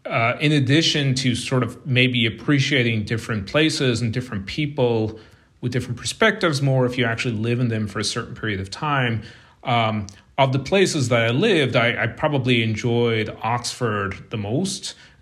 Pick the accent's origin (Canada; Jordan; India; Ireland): Ireland; Munster; moved away as an adult; But I left Ireland when I was a graduate student. So I went to the University of Limerick, which is in the southern part of Ireland. It's right next to County Kerry, which is where I grew up.